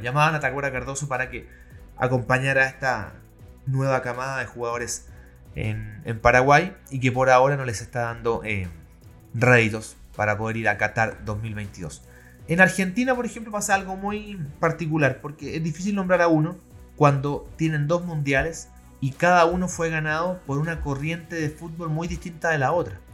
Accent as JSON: {"language": "Spanish", "country": "Chile", "said": "Como nuestros chilenos"}